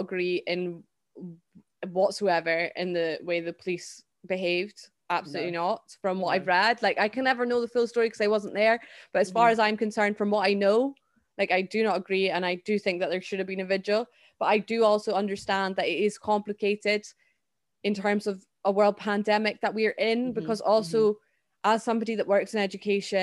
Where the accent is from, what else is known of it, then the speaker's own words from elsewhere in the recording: Scotland, United Kingdom; as a Scottish person